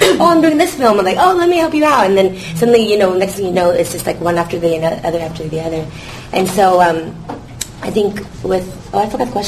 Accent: United States; moved away as an adult; now in Vietnam; I'm from America

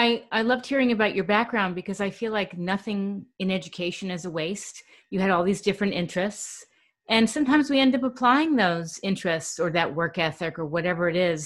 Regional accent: New York, United States; I grew up in New York.

